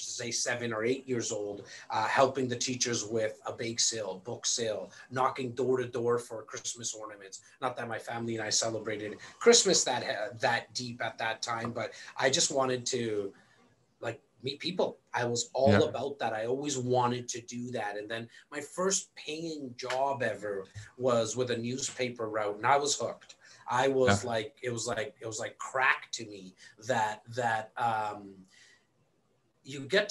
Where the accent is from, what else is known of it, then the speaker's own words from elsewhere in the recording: Canada; Born and raised here in Canada